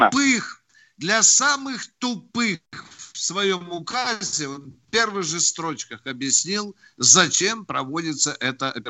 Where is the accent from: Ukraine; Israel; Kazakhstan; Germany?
Germany; born there; Но я родился в Германии